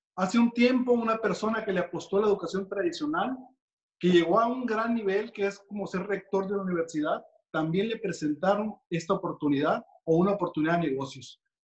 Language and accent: Spanish; Mexico; como latinos que somos y mexicanos